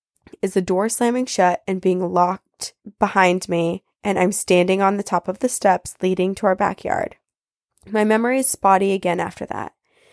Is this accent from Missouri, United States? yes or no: no; Washington, United States; growing up in Washington and finding creatures like Bigfoot so fascinating